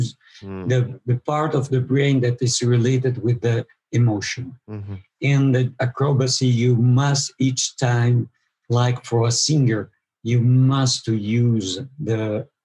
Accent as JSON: {"language": "English", "area": "Italian part of Switzerland", "region": "Italian-speaking Switzerland", "country": "Switzerland", "also_born_or_lived": "Mexico", "said": "I am from Switzerland, but from the Italian part of Switzerland."}